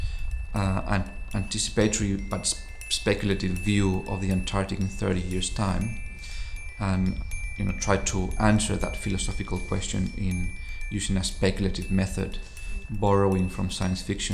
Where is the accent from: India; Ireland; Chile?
Chile; moved away; also born or lived in Buenos Aires, Argentina; I'm originally from Chile, but I spent my first 10 years in Buenos Aires